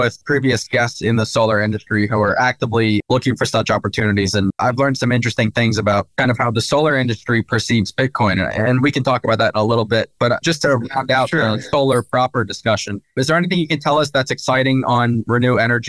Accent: New Jersey, United States; moved away as an adult; now in Philadelphia, United States; Yeah, I'm from South Jersey, though. And now I live in Philly.

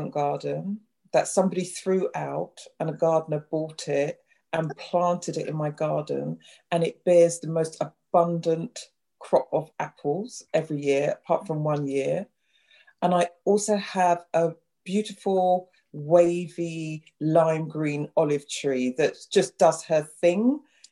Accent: London, United Kingdom; also born or lived in Clapham, London / South Norwood, London; I grew up in West Norwood, which is about 15 minutes down the road

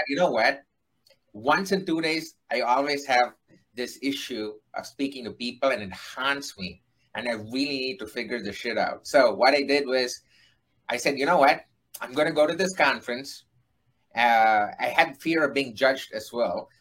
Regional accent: India; moved away as an adult; now in United States; I am an Indian who uh-huh. came to United States to do my master's

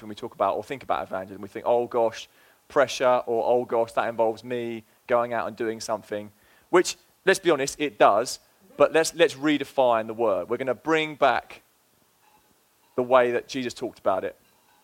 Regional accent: England, United Kingdom; moved away as an adult; now in Fall River, United States; It's been 3 years. I do live here now, and I am from England

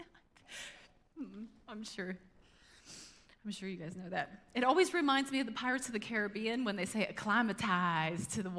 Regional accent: United States; as American Christians

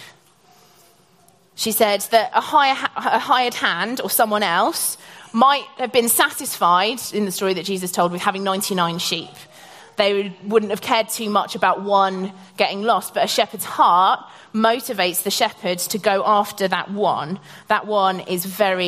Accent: Norfolk, East of England, United Kingdom; I grew up in Norfolk

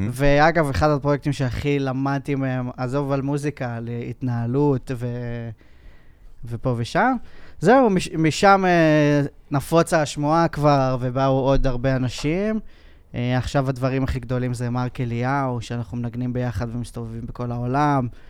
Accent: Kfar Saba, Central District, Israel; אני התחלתי כמו כולם, אה, גיטריסט כזה, אתה יודע, בלהקות, בכפר סבא

